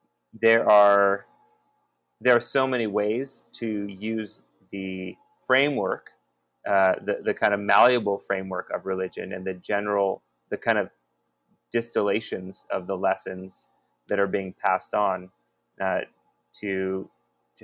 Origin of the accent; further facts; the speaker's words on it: Bay Area, California, United States; growing up in the Bay Area